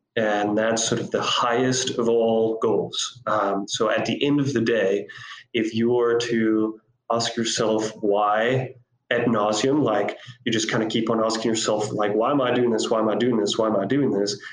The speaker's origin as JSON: {"language": "English", "country": "Costa Rica", "tie": "born or raised there", "also_born_or_lived": "South Africa", "moved": "as an adult", "said": "So I grew up in Costa Rica. I'm actually a native uh, Costa Rican"}